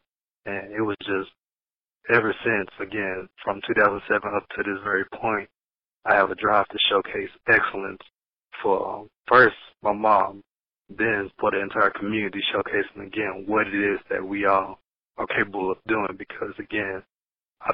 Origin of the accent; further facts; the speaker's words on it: Knoxville, Tennessee, United States; also born or lived in Marietta, Georgia; my first memories were here in Knoxville. East Knoxville is pretty much where I was raised at.